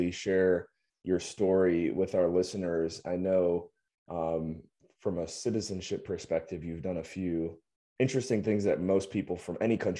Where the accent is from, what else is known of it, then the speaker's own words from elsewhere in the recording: United States; accent: American; my American accent